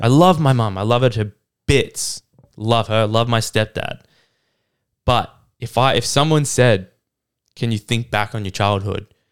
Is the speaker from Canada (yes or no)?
yes; Canada; moved away; I grew up in Canada with my mum